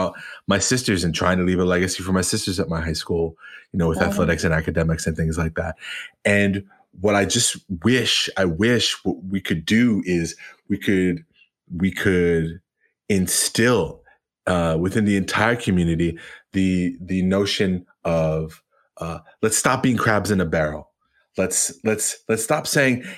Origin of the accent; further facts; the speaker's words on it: Long Island, New York, United States; growing up in Long Island, going to all white schools